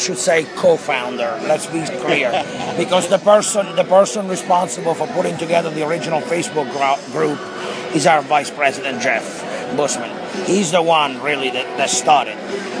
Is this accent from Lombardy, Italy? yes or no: no; Rome, Lazio, Italy; moved away; I was born and raised in Rome